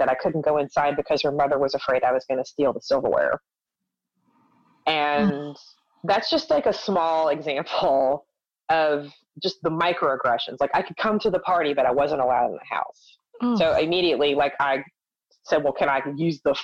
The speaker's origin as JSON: {"language": "English", "town": "Charleston", "region": "West Virginia", "country": "United States", "tie": "born or raised there", "also_born_or_lived": "New York", "moved": "yes"}